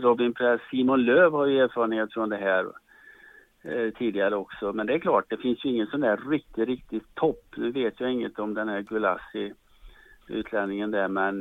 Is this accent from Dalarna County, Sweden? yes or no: no; Charlottenberg, Värmland, Sweden; also born or lived in Sunne / Karlskoga; now in Stockholm, Sweden; så kommer jag från Charlottenberg ska ni veta och det är inte världens största